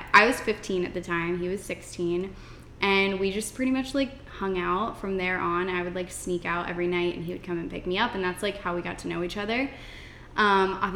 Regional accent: Lancaster, Pennsylvania, United States; moved away; where I'm from, Pennsylvania, there's like Lancaster specifically, there's like a big Amish community. And I grew up around Amish my whole life

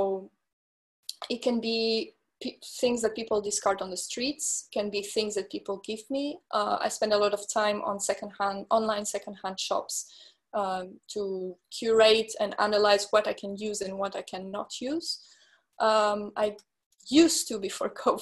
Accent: France; moved away as an adult; also born or lived in London / Milan; my parents are Portuguese, but I grew up in France and I also studied in London, in Milan

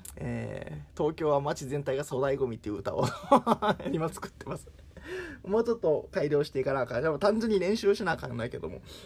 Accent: Kakogawa, Hyogo, Japan; moved away; 私の地元は兵庫県、加古川市というところ

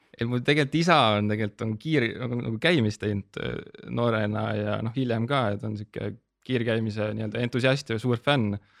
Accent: Tabivere, Tartu County, Estonia; ma olen nagu pärit Tabiverest, see on sihuke väike alevik Tartu

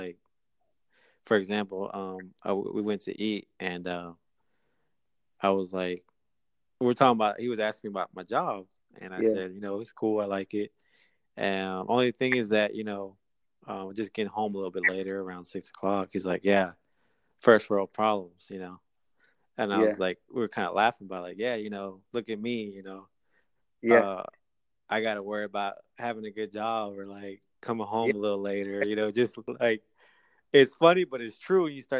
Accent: Pahokee, Florida, United States; I'm 35 years old. I grew up in Pahokee.

